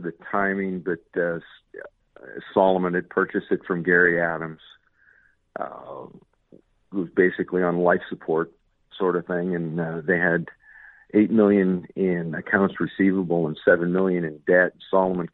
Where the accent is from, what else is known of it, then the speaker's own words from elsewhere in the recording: Canada; moved away; I am Canadian